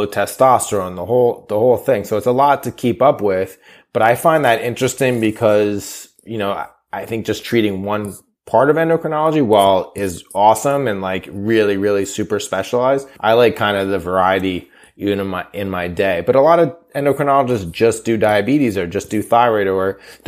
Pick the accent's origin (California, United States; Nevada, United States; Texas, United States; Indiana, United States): California, United States; now in New York, United States; I grew up in California